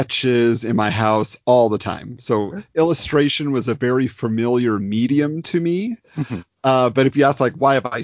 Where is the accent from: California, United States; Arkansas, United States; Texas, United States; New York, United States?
California, United States; Irvine; Born and raised in Irvine, California.